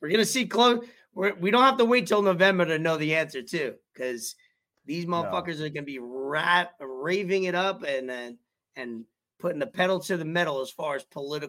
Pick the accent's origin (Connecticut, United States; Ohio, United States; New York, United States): New York, United States; New York City; moved away; somebody that's born and raised in New York for 20 plus years